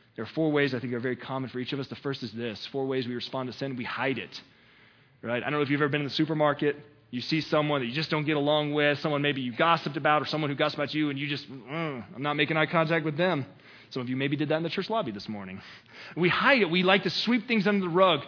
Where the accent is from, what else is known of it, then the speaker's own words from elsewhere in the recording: the South, United States; I'm from the South, right? Because it was never the word sin. It was sinna, right? We always put an A there on the end, sinna in your life. That's what we do in the South